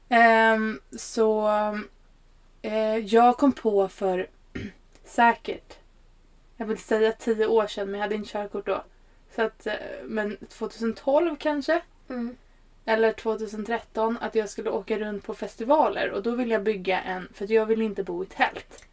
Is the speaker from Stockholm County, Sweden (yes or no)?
yes; Stockholm, Stockholm County, Sweden; also born or lived in Norrland; kommer ju från Stockholm. Ehm, i botten så är jag ju en norrlänning, ja. Men, eh, är uppväxt i Stockholm